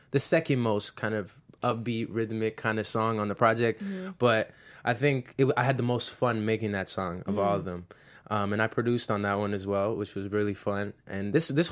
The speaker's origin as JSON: {"language": "English", "country": "Canada", "tie": "born or raised there", "also_born_or_lived": "Springfield, Illinois, United States", "said": "I'm from Canada"}